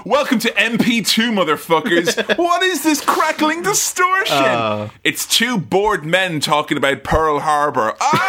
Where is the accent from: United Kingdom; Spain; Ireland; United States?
Ireland; For me, as an Irishman, it's the month of Easter is my Independence Day.